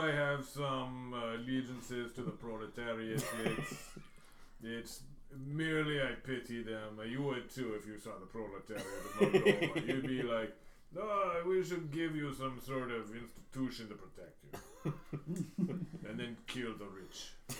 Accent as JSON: {"language": "English", "country": "Moldova", "said": "I'm not from Russia. I'm from Moldova. The splinter state of Romania."}